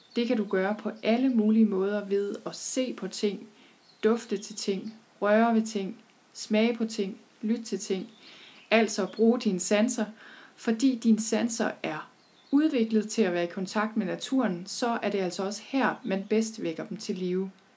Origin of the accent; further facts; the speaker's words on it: Thy, North Denmark Region, Denmark; jeg er selv født og opvokset i Thy